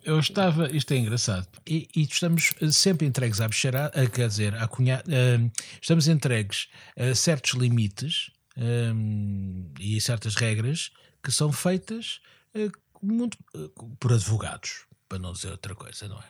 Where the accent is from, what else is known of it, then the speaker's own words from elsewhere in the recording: Lisbon, Portugal; eu, como Lisboeta